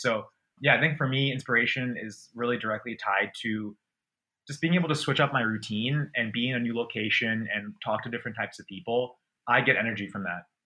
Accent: Portland, Maine, United States; moved away as an adult; also born or lived in London / Boston / United Kingdom; I was born in London, then we moved to Maine, and grew up here.

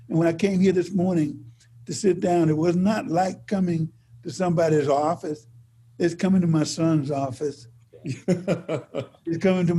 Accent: Mississippi, United States; born or raised there; moved away as an adult; now in California, United States

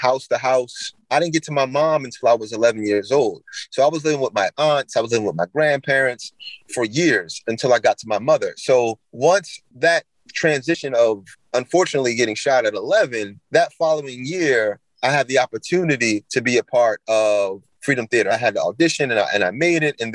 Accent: Philadelphia, Pennsylvania, United States; I'm from South Philadelphia. I grew up in that culture of basketball.

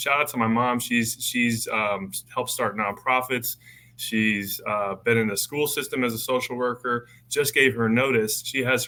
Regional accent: Denver, Colorado, United States; moved away; I'm from Denver, Colorado originally.

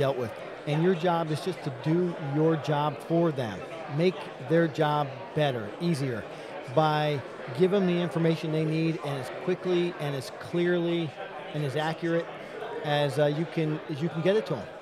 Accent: Newburgh, New York, United States; I grew up in Newburgh, New York

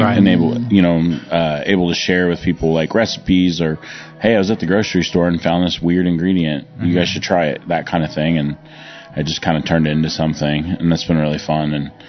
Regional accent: Broken Arrow, Oklahoma, United States; also born or lived in Southern California; So, I feel like I grew up in Oklahoma now. I moved here 92. My parents dragged me kicking and screaming from Southern California to landlocked Oklahoma in Broken Arrow.

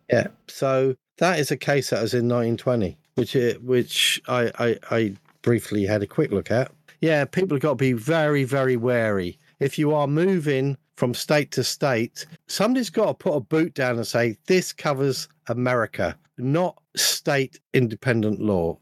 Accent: London, United Kingdom; when I was growing up in London for a period of time, I was in uh, a rather large borough called Wandsworth

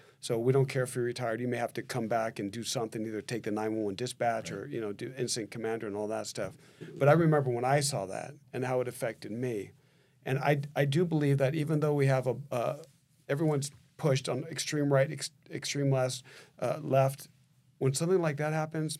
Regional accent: Southern California, United States; we're Southern California boys. We grew up on the beach, and kind of away from Washington.

